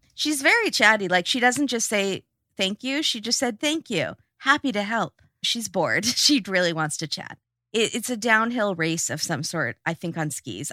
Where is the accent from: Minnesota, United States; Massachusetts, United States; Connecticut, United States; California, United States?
California, United States; we're from California